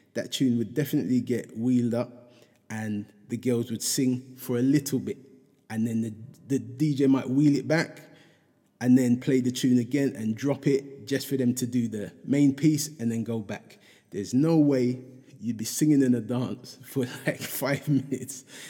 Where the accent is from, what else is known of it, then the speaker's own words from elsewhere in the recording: London, United Kingdom; me growing up in Hackney